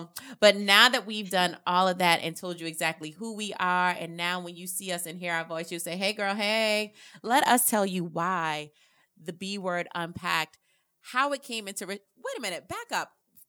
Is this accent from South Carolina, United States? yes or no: yes; Hollywood, South Carolina, United States; So I'm from Hollywood, South Carolina, born and raised.